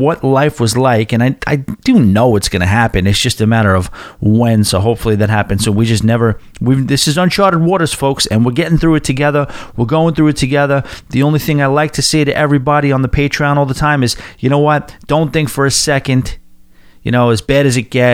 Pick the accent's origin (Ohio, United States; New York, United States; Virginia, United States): New York, United States; Long Island; moved away as an adult; headed to my hometown. I haven't had a Long Island address since the previous century.